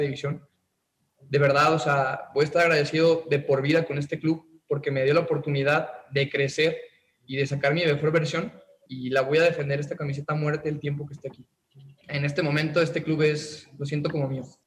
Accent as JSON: {"language": "Spanish", "town": "Tepatitlán", "region": "Jalisco", "country": "Mexico", "tie": "born or raised there", "said": "mi ciudad natal en Tepa, en Blancas"}